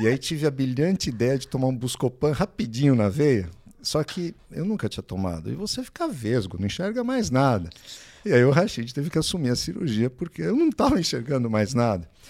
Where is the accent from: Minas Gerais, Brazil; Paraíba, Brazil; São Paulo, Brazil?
São Paulo, Brazil; moved away as an adult; now in São José dos Campos, Brazil; eu sou de São Paulo, nasci em São Paulo, fiz faculdade lá, na USP, residência também lá